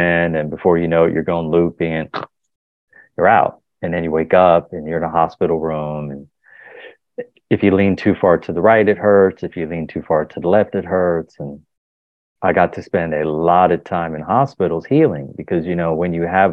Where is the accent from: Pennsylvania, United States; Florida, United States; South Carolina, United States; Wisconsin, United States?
Pennsylvania, United States; Philadelphia; I was born in Philadelphia